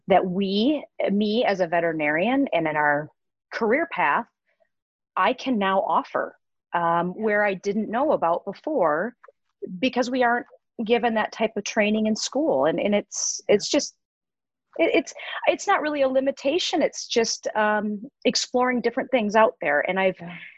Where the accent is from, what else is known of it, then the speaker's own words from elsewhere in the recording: Midwest, United States; moved away as an adult; also born or lived in Minnesota / Colorado; I was born and raised in the Midwest and um, followed my path and went to veterinary school at the University of Minnesota. So, born and raised here.